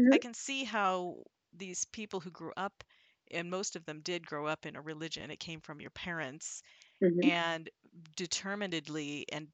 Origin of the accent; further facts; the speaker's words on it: Midwest, United States; I'm from the Midwest